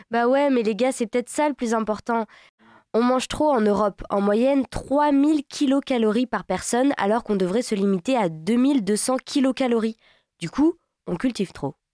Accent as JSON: {"language": "French", "region": "Brittany", "country": "France", "said": "je suis bretonne"}